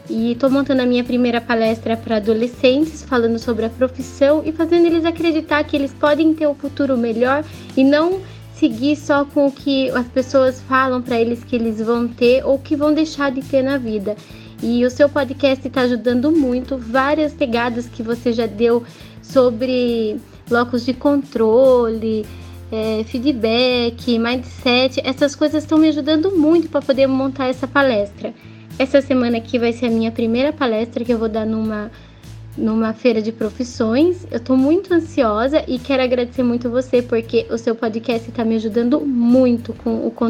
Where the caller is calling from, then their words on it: Sorocaba, São Paulo, Brazil; sou aqui de Sorocaba, São Paulo